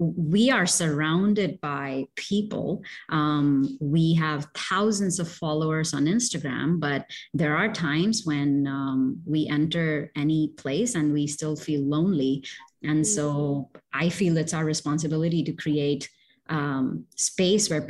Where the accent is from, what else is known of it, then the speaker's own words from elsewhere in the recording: India; moved away; also born or lived in Middle East; I'm originally from India, and I've lived in the Middle East